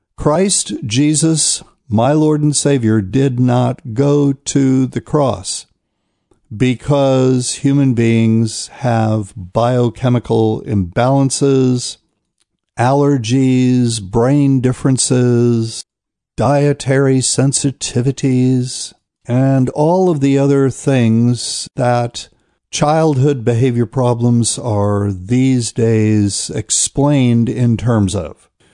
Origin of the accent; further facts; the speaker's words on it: New Bern, North Carolina, United States; I'll be in New Bern, North Carolina, which is my hometown